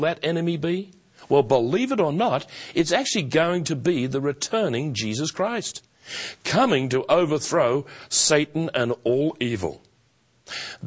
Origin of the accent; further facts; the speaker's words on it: Australia; also born or lived in Melbourne; as an Australian, and one who formerly lived in Melbourne